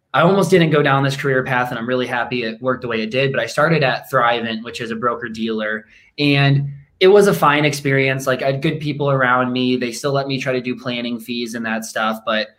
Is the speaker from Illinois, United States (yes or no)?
yes; Rockford, Illinois, United States; I grew up in Rockford, Illinois